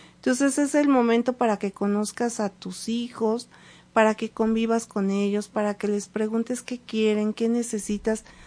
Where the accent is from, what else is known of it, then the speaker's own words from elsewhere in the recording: Mexico City, Mexico; now in Puebla, Mexico; desde que llegué a Puebla, yo soy de la Ciudad de México